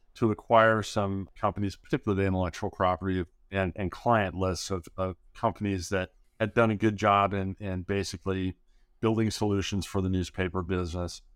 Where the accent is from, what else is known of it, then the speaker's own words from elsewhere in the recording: Southern California, United States; growing up in Southern California, my dad was a high school teacher and a coach